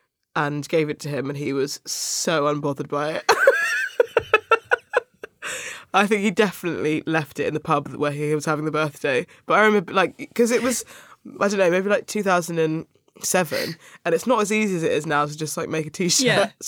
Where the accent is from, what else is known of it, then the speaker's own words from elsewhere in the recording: Sutton, London, United Kingdom; In Sutton. So I went to school in Cheam, which is like the borders of South London.